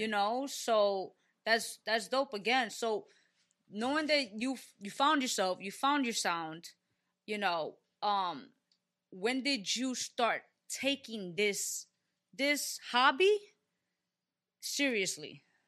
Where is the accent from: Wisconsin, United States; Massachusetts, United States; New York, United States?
New York, United States; New York City; I'm from the Bronx, right? Born and raised, uh, from the Bronx